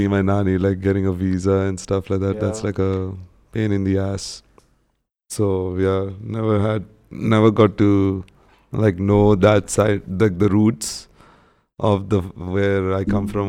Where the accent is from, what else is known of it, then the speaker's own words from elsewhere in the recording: Jeddah, Makkah Province, Saudi Arabia; So in where I grew up in Jeddah, it's like not so bad. It's actually pretty decently priced.